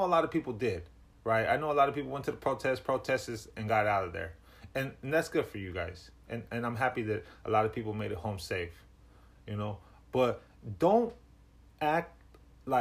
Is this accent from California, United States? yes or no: yes; Riverside, California, United States; now in Bay Area, United States; Originally, I'm from Riverside, California